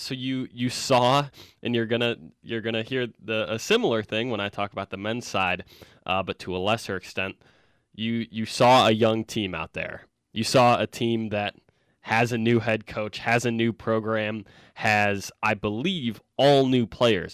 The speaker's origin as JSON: {"language": "English", "region": "Michigan", "country": "United States", "said": "I'm from Michigan"}